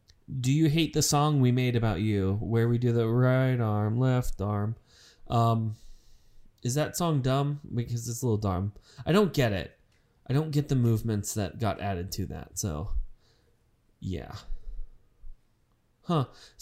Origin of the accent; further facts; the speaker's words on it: United Kingdom; Josh had asked, is this because I'm British?